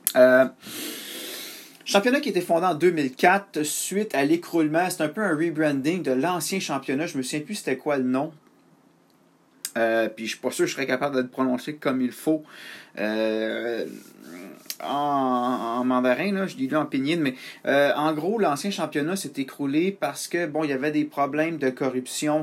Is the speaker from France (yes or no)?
no; Canada; je suis un Canadien